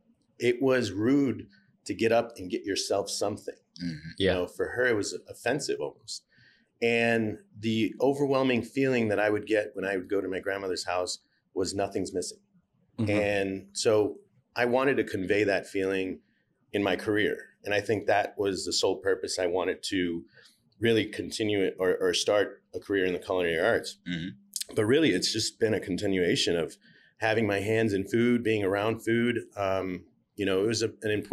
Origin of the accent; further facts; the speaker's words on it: Chicago, Illinois, United States; moved away; also born or lived in France / Mexico; Growing up in Chicago, I grew up in inner city Chicago